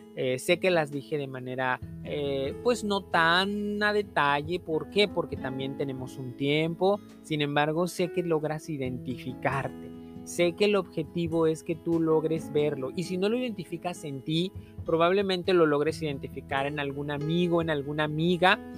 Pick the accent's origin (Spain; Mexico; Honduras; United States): Mexico; aquí en México, en mi país